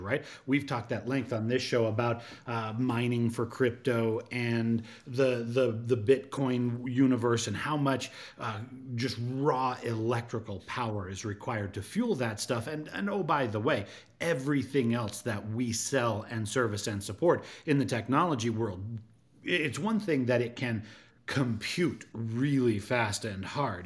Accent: Utah, United States; I grew up in Utah as a child

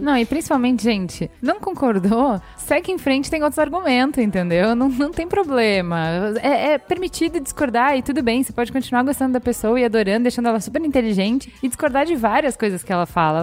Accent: Brazil; nós como sociedade, como brasileiros

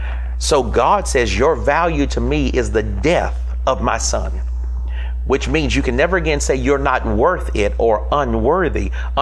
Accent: the South, United States; Growing up in the South, we had a great saying.

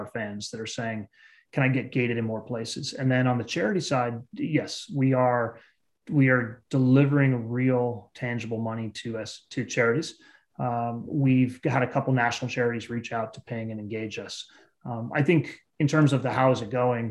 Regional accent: Bay Area, California, United States; also born or lived in East Coast / Eastern Europe; I grew up in the Bay Area.

